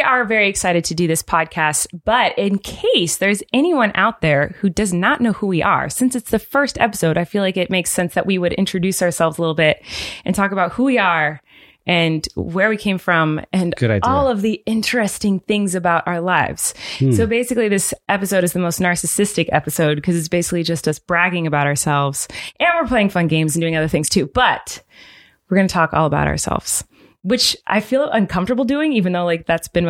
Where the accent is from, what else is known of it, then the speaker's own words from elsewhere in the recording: Santa Barbara, California, United States; No, I grew up in Santa Barbara, California.